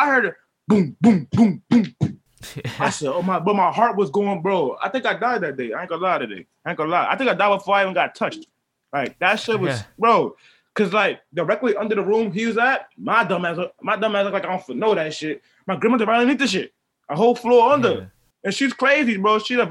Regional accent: Brooklyn, New York, United States; Well, from where I'm from, brother man, where I'm from Brooklyn, New York. I grew up many places, but I'm Brooklyn Zone, you know what I'm saying?

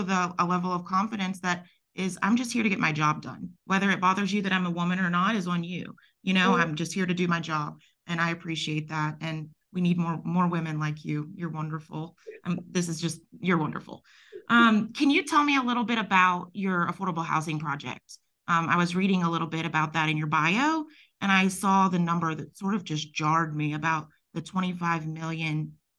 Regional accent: the South, United States; I'm not Nigerian very obviously, but I'm a Southern woman and I'm Jewish and Italian.

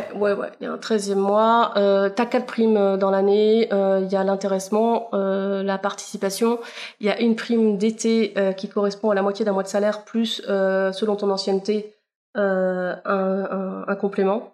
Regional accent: Pays de la Loire, France; J'ai grandi dans une petite commune euh, entre Guérande et Saint-Nazaire.

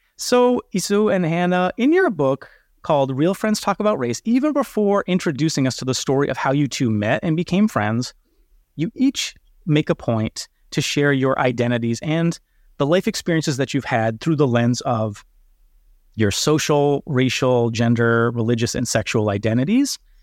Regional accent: United States; I'm American and of European ancestry

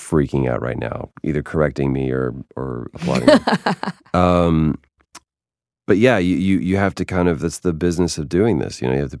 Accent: Dallas, Texas, United States; now in Los Angeles, United States; because I was born in Dallas, Texas. I spent the majority of my life there, but I feel like I grew up more here in LA.

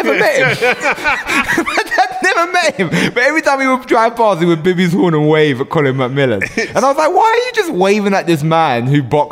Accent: Ilford, London, United Kingdom; I grew up in Ilford

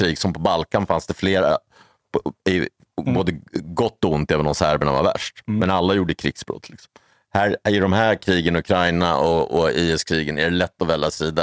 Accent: Stockholm, Stockholm County, Sweden; någon från Odenplan där jag växte upp

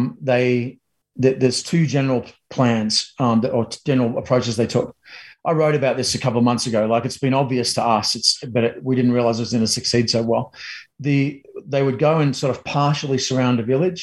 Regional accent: Australia; now in United States; as a Aussie in America

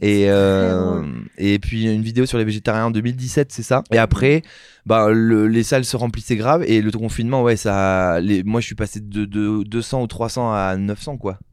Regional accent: Saint-Émilion, Nouvelle-Aquitaine, France; je viens de Saint-Émilion

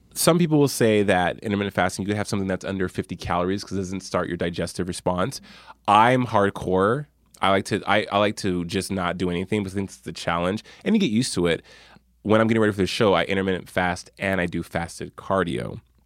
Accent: Albuquerque, New Mexico, United States; my hometown of Albuquerque

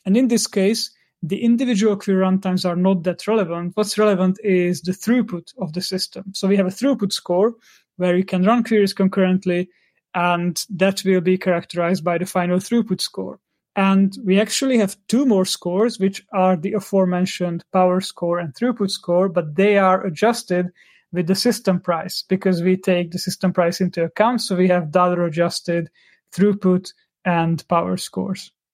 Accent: Hungary; I'm from Hungary

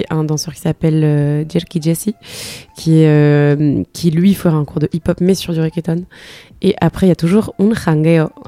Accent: Spain; born or raised there; also born or lived in London; now in France

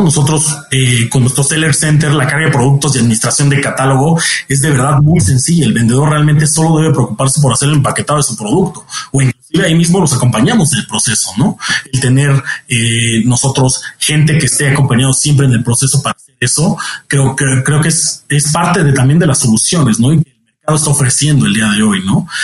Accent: Mexico; además como mexicanos

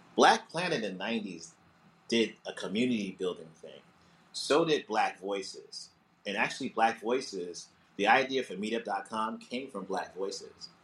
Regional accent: New Jersey, United States; also born or lived in Montclair, New Jersey / Orange, New Jersey / East Orange, New Jersey / Newark, New Jersey; I grew up in Jersey. I uh, was born in uh, Montclair, uh, New Jersey, and then uh, we lived in Orange and East Orange and then um, I went to high school in Newark

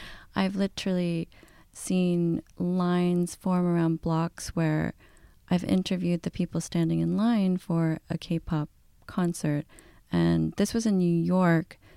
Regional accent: South Korea; I'm Korean, I'm from Korea, and I speak the language in Korea.

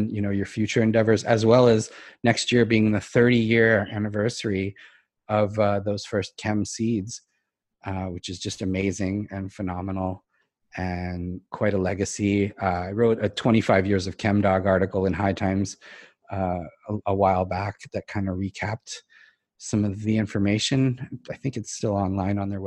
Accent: Brookline, Massachusetts, United States; I grew up in Brookline

